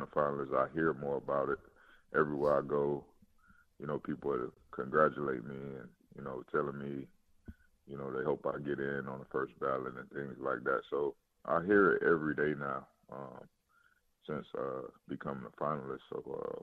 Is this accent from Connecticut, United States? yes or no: no; Miami, Florida, United States; moved away as an adult; now in Houston, United States; I'm from Miami